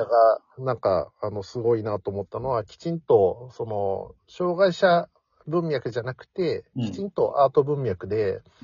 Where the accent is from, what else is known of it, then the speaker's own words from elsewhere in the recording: Nara, Japan; 自分自身も奈良出身